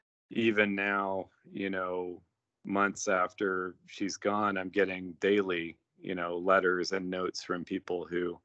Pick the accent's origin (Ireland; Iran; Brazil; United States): Iran; born there; I was born in Iran while mom and dad were over doing mom was teaching in the American school there, and dad was doing his work, and they're real adventurers.